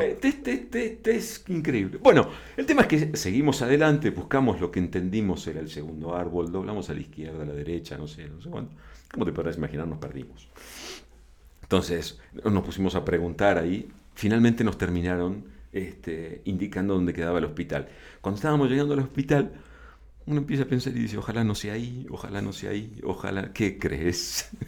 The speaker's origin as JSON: {"language": "Spanish", "country": "Argentina", "also_born_or_lived": "Buenos Aires / La Plata", "moved": "yes", "lives_now": "Mexico", "said": "soy argentino"}